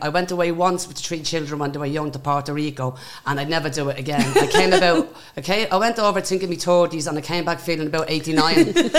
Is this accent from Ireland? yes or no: yes; Dublin, Leinster, Ireland; I'm from Dublin 1.